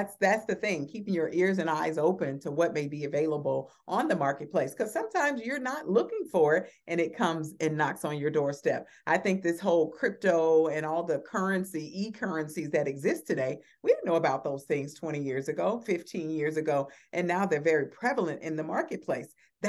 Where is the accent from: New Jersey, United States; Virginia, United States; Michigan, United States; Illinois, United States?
Illinois, United States; Chicago; I just was reminded by a young man that I grew up with in Chicago.